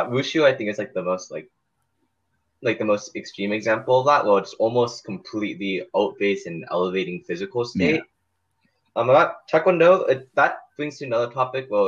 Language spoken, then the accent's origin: English; South Korea; I came from Korea